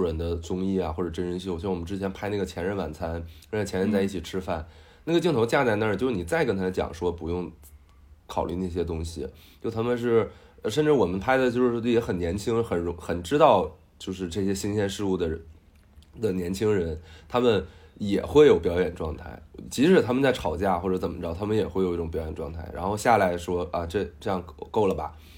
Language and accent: Chinese; Northeast China, China; 因为我就是东北人嘛